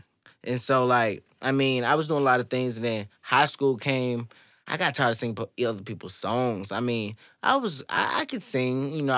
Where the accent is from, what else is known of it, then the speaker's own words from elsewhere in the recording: St. Louis, Missouri, United States; I'm from St. Louis, Missouri, but... I mean, I'm from Pine Line, so y'all know where that's at. Yeah. Went to Normandy all my life. Went to Pine Line.